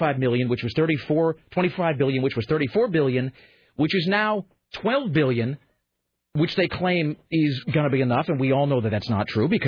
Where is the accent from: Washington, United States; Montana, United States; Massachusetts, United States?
Washington, United States; Kennewick; I'm from Kennewick